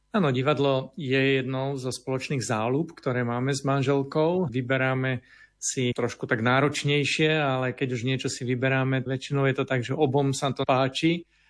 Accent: Považie, Slovakia; moved away; mám možnosť ísť na rodné považie, odkiaľ pochádzam

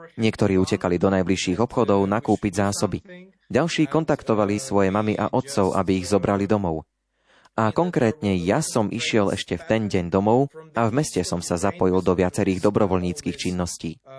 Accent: Western Ukraine, Ukraine; Som zo západu krajiny.

